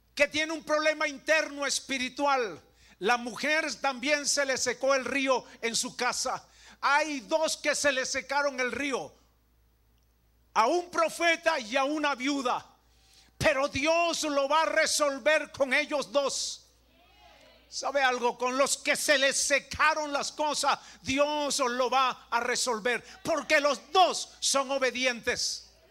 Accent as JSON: {"language": "Spanish", "country": "Venezuela", "said": "como venezolano"}